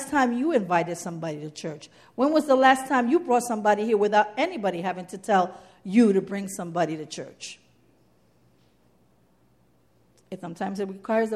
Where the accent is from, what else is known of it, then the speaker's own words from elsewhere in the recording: New York City, New York, United States; I'm from the Bronx.